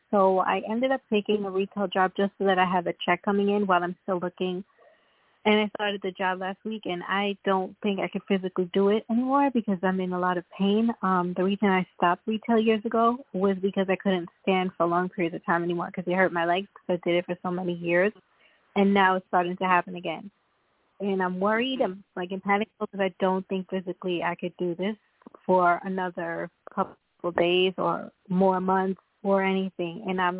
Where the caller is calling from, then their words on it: Long Island, New York, United States; I'm calling from New York, Long Island, New York.